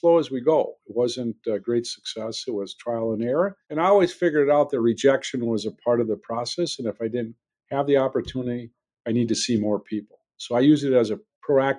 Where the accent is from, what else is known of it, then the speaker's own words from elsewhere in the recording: Belgium, Wisconsin, United States; a smaller town north, Belgium, Wisconsin, but yes, born and raised here